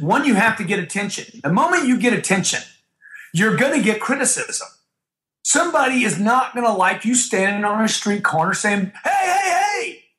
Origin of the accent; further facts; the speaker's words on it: Louisiana, United States; where I grew up in Louisiana